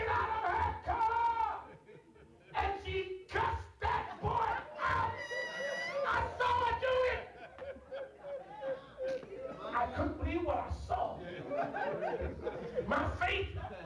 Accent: Dayton, Ohio, United States; I grew up in Ohio, Dayton, Ohio

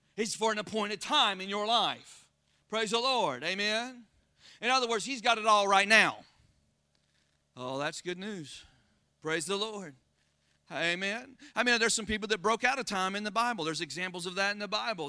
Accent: Florida, United States; accent: Florida; my Florida accent

